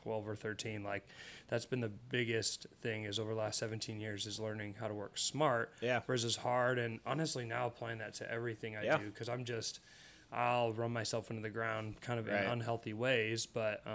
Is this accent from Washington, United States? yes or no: yes; Pullman, Washington, United States; moved away as an adult; also born or lived in Iowa; I originally grew up in Pullman, Washington, hometown to Washington State University